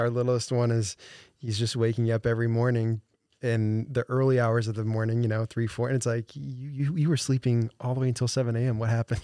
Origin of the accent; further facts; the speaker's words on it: St. Louis, Missouri, United States; moved away as an adult; now in Des Moines, United States; I'm not from Des Moines. Um, I'm a transplant here from, uh, Saint Louis area.